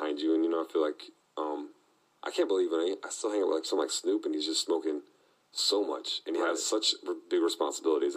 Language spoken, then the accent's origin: English; Florida, United States; I'm coming from Florida, too